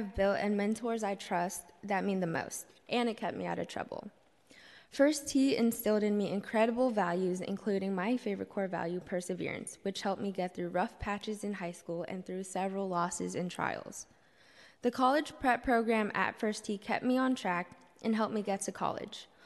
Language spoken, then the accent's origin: English; San Francisco, California, United States; I was born and raised here in San Francisco, and I still live in the city, and I'm a product of SFUSD.